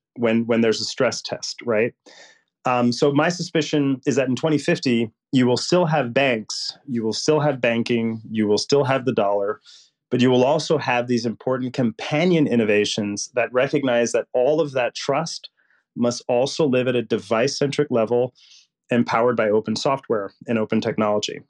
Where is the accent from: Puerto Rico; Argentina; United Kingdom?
Puerto Rico; now in United States; I grew up poor in Puerto Rico, which would make Mississippi look rich